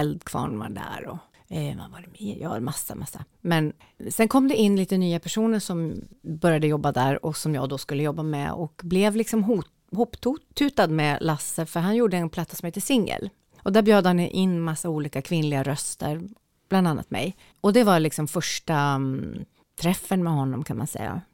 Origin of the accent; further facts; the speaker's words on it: Njurunda, Västernorrland County, Sweden; also born or lived in Skönsmon, Sundsvall; jag är ju uppvuxen i Njurunda